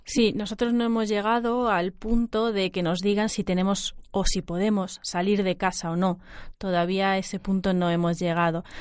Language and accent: Spanish; central Spain, Spain; Nosotras, como somos del centro de España, podemos diferenciarlo en nuestra pronunciación